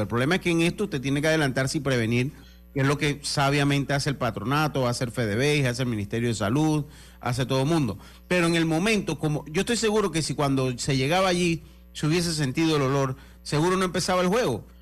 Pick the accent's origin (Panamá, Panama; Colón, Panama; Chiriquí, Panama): Panamá, Panama; Villa Lucre, Panama; also born or lived in Brisas del Golfo, Panama; me encariñé donde me crié en Panamá, que cerca del sector de Villalucre